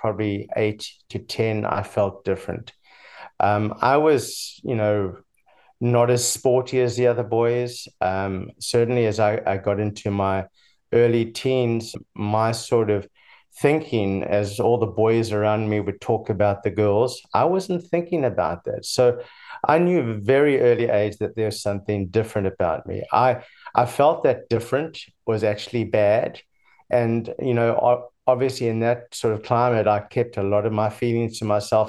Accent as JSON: {"language": "English", "town": "Durban", "region": "KwaZulu-Natal", "country": "South Africa", "tie": "born or raised there", "moved": "yes", "lives_now": "United States", "said": "I was born in Durban, South Africa, in the early 60s"}